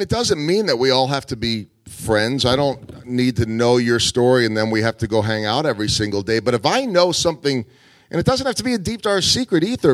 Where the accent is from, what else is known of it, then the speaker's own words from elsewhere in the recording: outside of Philadelphia, Pennsylvania, United States; also born or lived in Chicago; now in Kansas City, United States; I grew up outside of Philadelphia before moving to Chicago